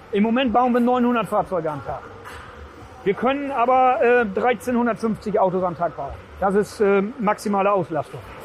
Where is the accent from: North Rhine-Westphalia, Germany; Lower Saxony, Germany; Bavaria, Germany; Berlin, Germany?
Lower Saxony, Germany; East Frisia